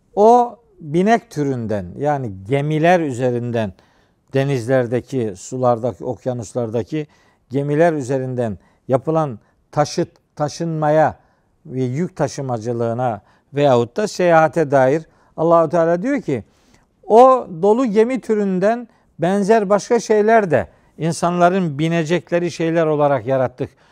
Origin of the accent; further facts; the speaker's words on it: Trabzon, Turkey; bizim Trabzon'da, Doğu Karadeniz'de filan çocukluğumda